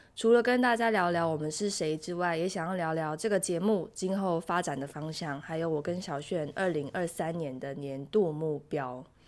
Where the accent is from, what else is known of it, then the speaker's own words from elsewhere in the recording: southern Taiwan, Taiwan; moved away as an adult; now in South Korea; 我是台湾人，然后我在韩国工作定居，然后住在这里